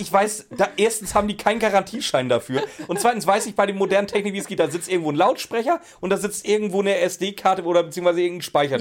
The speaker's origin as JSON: {"language": "German", "region": "Schleswig-Holstein", "country": "Germany", "said": "Ich komme aus Schleswig-Holstein, wir hatten doch nie was"}